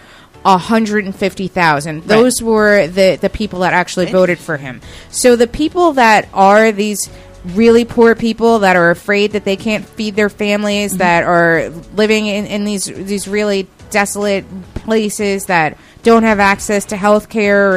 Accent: New York suburbs, United States; I'm from New York. I'm not from the city, but the suburbs of the city

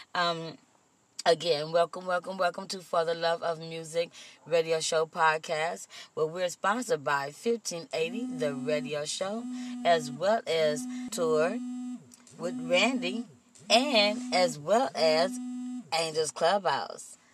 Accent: Compton, California, United States; also born or lived in Austin, Texas; I was raised in the city of Compton.

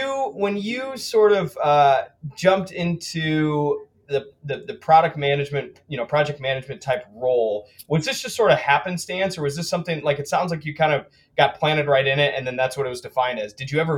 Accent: Saline, Michigan, United States; You know, I grew up in Saline.

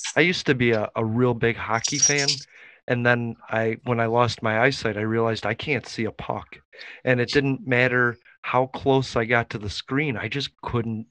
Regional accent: Chicago, Illinois, United States; I'm from Chicago and I got to go to Wrigley Field anytime I wanted.

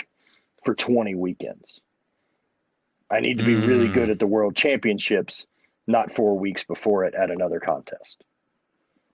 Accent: Louisiana, United States; growing up in Louisiana

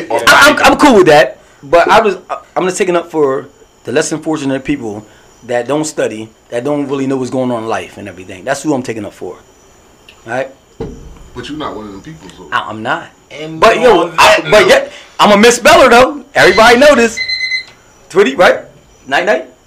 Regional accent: Vineland, New Jersey, United States; But I'm from baby Puerto Rico. Everybody know this. Which, I'm not from Salem. Which? I was born in Newcomb Hospital.

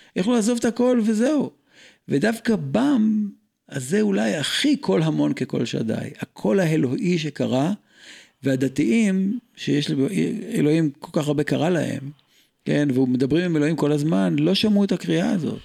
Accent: Israel; אני ישראלי ואם לא רמח איבריי, נולדתי בארץ הזו

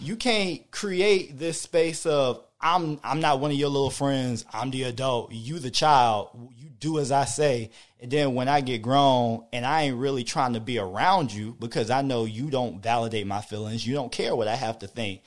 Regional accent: Hampton, Virginia, United States; moved away; I'm from Hampton, Virginia

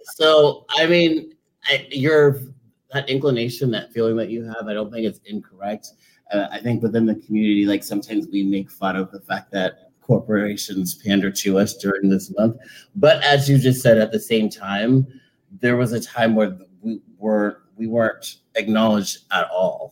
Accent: Charleston, South Carolina, United States; from Charleston, South Carolina

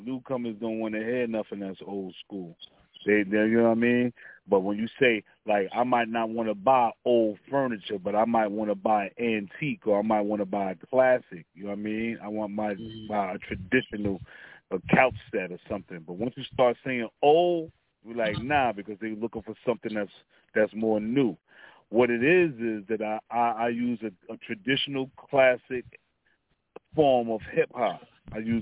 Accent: New York City, New York, United States; I'm from Stapleton, Staten Island. You know what I mean? Born and raised

